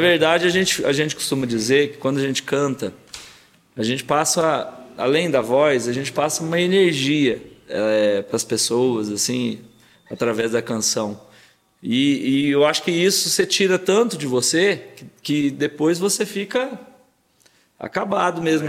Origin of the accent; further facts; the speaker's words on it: Paraguaçu, Minas Gerais, Brazil; also born or lived in São Bernardo do Campo / Machado; depois meu pai já voltou, nosso pai já voltou para Paraguaçu